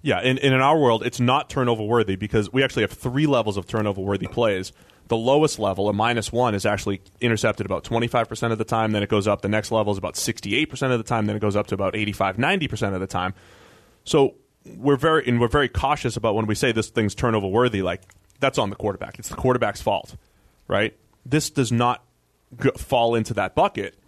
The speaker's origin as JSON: {"language": "English", "town": "Boston", "region": "Massachusetts", "country": "United States", "tie": "born or raised there", "said": "my hometown, Boston"}